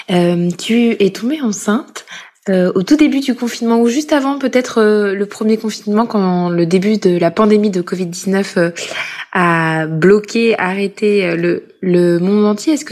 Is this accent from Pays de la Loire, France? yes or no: no; Corrèze, Nouvelle-Aquitaine, France; now in Paris, France; journaliste et maman de deux garçons de trois ans et de deux mois. Je suis originaire de Corrèze et je vis à Paris depuis 2015.